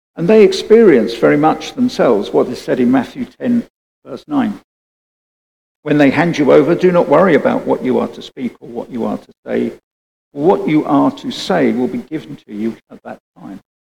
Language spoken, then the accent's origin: English; United Kingdom; Being British